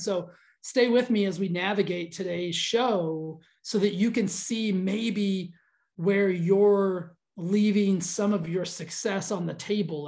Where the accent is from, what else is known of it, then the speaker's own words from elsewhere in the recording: Texas, United States; I grew up in Texas